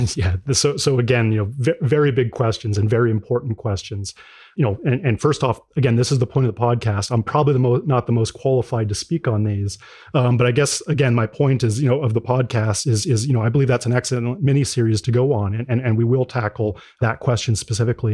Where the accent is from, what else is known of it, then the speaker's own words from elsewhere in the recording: Greeley, Colorado, United States; I grew up in, in Colorado, uh, so originally from, from Greeley, Colorado